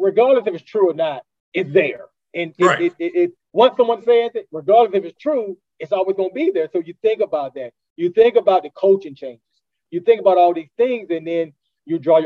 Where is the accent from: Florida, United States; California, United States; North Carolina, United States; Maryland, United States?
North Carolina, United States; Durham; I grew up in Durham